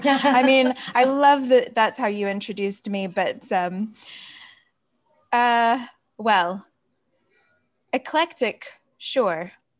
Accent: Mississippi, United States; moved away as an adult; also born or lived in United Kingdom / Wales / London; now in Florida, United States; My dad's American. My mother's English. I was born in Mississippi, the deep south of the United States. But then when I was 19 years old, I moved to the UK.

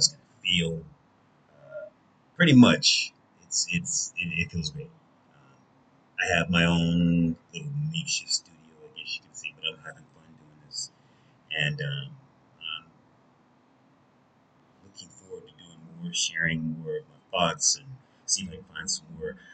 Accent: United States; I'm an American

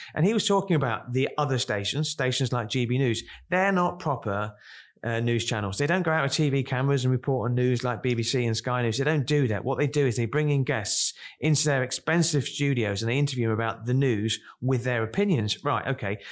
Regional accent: Kent, South East England, United Kingdom; I come from Kent, and, uh, we used to go to Margate on a Saturday

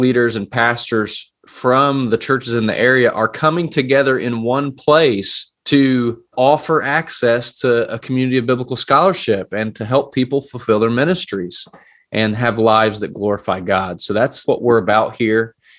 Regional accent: Appalachia, United States; also born or lived in Illinois; being an Appalachian person here

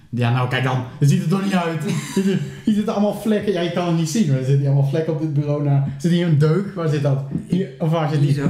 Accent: Steenderen, Gelderland, Netherlands; ik eh, kom uit Steenderen

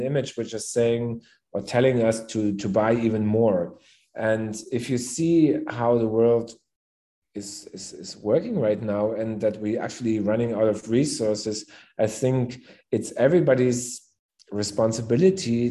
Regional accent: Berlin, Germany; also born or lived in Cape Town; I'm born and raised in Berlin

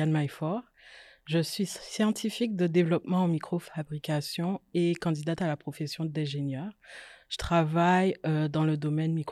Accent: Guadeloupe; moved away as an adult; also born or lived in France; J'ai grandi en Guadeloupe, donc j'ai fait le lycée scientifique là-bas. Ensuite, je suis partie en France pour commencer mes études

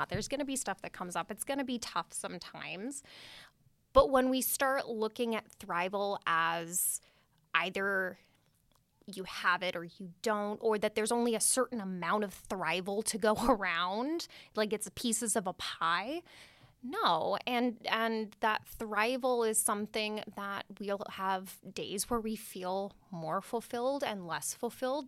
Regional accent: Redwood City, California, United States; I grew up, was born and raised in Redwood City

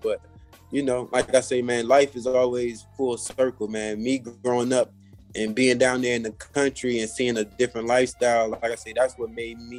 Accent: Maryland, United States; also born or lived in Carolina; Growing up in Maryland was cool

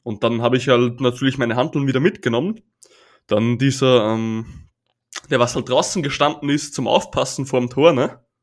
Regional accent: Austria; bei uns heißt es Bundesheer

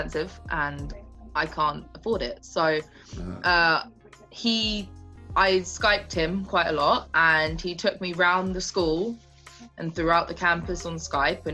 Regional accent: England, United Kingdom; moved away as an adult; also born or lived in Nebraska / South Dakota; I'm from England

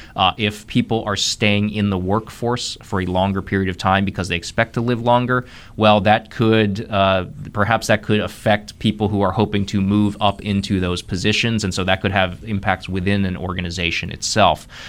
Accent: Columbus, Ohio, United States; moved away as an adult; also born or lived in Missouri; now in North Carolina, United States; I'm a native of Ohio, born and raised in Columbus, Ohio. Spent my first thirty years there

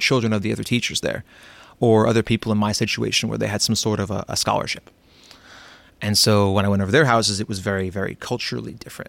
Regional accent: Florida, United States; everyone always asked me where I was from, even though I was born here. And I would say Florida

